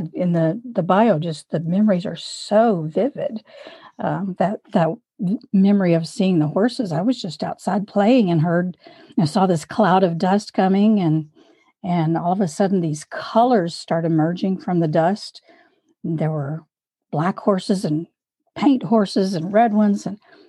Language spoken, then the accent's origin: English; Louisiana, United States; also born or lived in Minnesota; I was raised in Louisiana